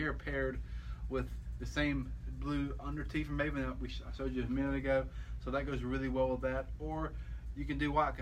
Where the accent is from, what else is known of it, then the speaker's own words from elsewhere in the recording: Alabama, United States; I'm just from Alabama